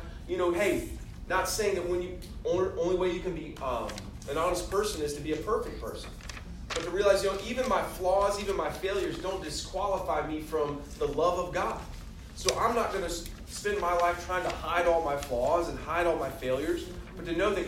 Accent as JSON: {"language": "English", "region": "the South", "country": "United States", "tie": "born or raised there", "said": "I grew up in the South. I'm a Christian. I'm not a Muslim or a Hindu, so I'm a Christian."}